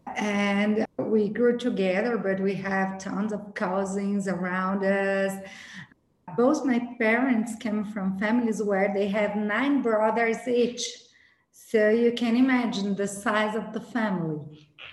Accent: Brazil; I was born in Brazil, born and raised in Brazil by an Italian family

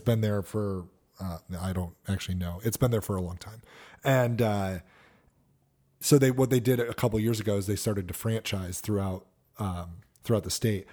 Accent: Connecticut, United States; I grew up in Connecticut

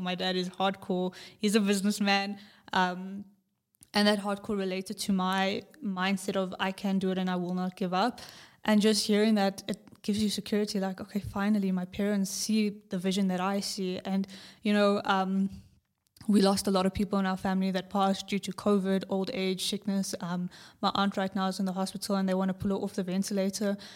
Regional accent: South Africa; From South Africa

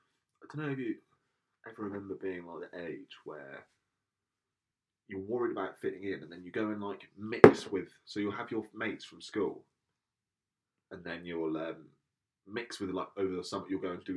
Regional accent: Portsmouth, South East England, United Kingdom; I'm from Portsmouth.

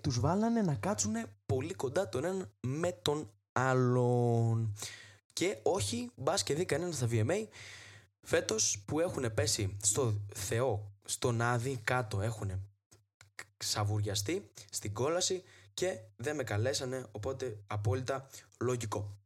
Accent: Trikala, Thessaly, Greece; η πατρίδα μου τα τρίκαλα

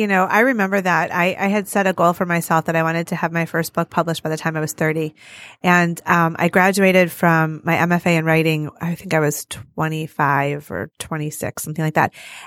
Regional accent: Detroit, Michigan, United States; But I grew up here

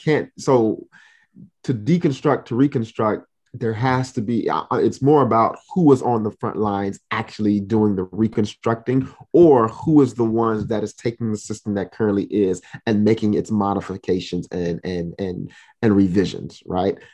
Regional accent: Miami, Florida, United States; I'm originally from Miami, Florida, but I am of Haitian descent

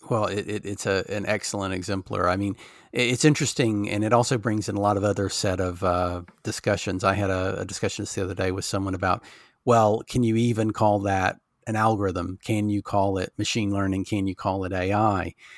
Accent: Alabama, United States; now in England, United Kingdom; I grew up in Alabama

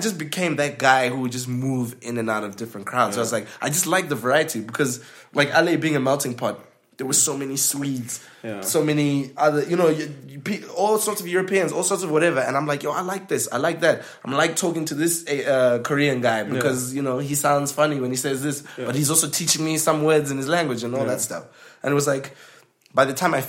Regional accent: Zimbabwe; moved away; Me being from Zimbabwe, people like, oh, your accent. Oh, are you British?

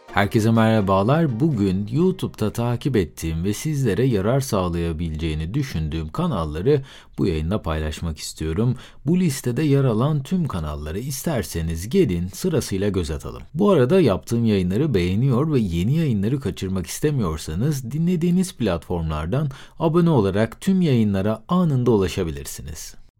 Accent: Aegean Region, Turkey; Bir Egeli olarak

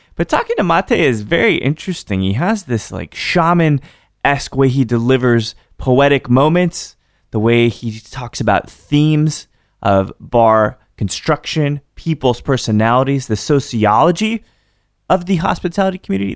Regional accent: Austin, Texas, United States; I'm from Austin

